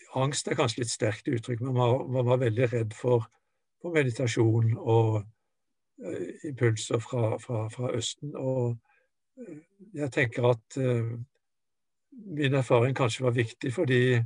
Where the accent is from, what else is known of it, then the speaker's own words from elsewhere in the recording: Norway; moved away as an adult; also born or lived in Japan; jeg kom fra Norge med min kristen tradisjon